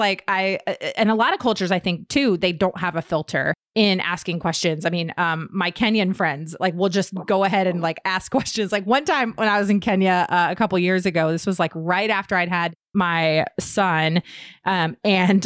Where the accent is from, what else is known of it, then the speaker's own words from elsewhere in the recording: Virginia, United States; we're both from Virginia